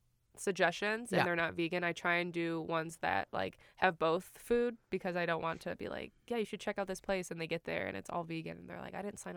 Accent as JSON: {"language": "English", "region": "Florida", "country": "United States", "moved": "yes", "lives_now": "Utah, United States", "said": "I'm from Florida"}